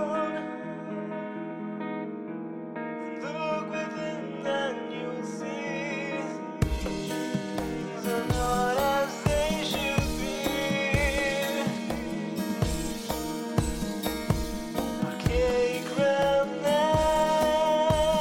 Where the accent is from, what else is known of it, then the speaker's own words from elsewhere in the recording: India; growing up in India